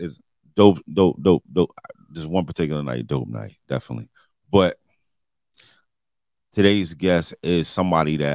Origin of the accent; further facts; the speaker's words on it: New York City, New York, United States; I'm from Linden Plaza. So was I guess, East New York, Brooklyn